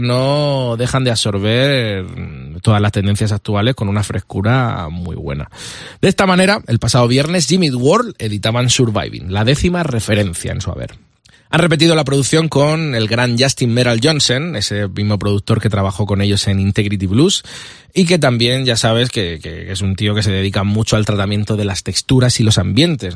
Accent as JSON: {"language": "Spanish", "area": "Vega Baja del Segura", "region": "Valencian Community", "country": "Spain", "moved": "yes", "said": "llegamos hasta mi tierra, la Vega Baja del Segura. Orgulloso de ser de allí"}